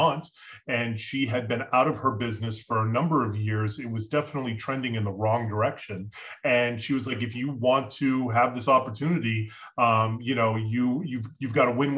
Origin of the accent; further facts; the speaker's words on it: Boston, Massachusetts, United States; moved away as an adult; also born or lived in Colorado / Florida; I'm from New England, from Boston.